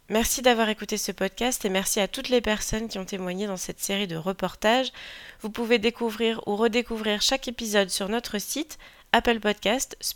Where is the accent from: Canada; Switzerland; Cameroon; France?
France; Je suis française euh, avant tout et, je pense qu'on a besoin.